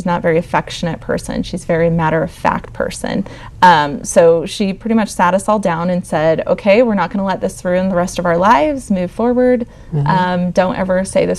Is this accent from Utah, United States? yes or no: yes; Provo, Utah, United States; I was born and raised in Provo, Utah, where BYU is.